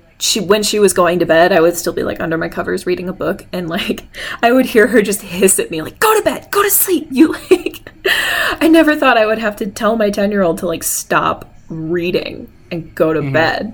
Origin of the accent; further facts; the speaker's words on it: Lombard, Illinois, United States; moved away as an adult; also born or lived in Bloomington; now in Kansas City, United States; I am from Lombard, Illinois, aka the Lilac Village, which is a suburb that's about half an hour west of Chicago